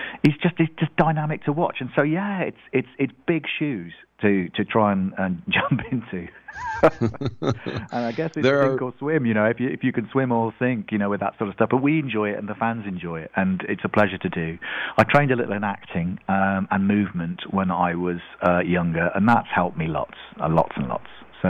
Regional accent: Leicester, East Midlands, United Kingdom; I was in the middle of England. I came from the same town as John Deacon. I grew up in Leicester, which is smack bang in the heart of England.

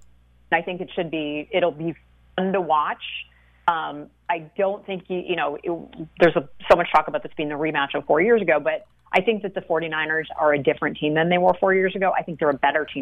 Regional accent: Milwaukee, Wisconsin, United States; I'm from Milwaukee originally, so it wasn't a huge change for me going to school there

